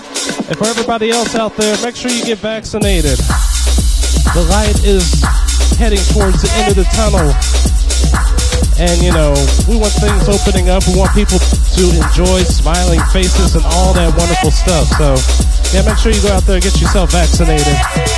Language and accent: English; Midwest, United States; now in South Korea; I'm from the Midwest, you know. That's the kind of sound I'm accustomed to.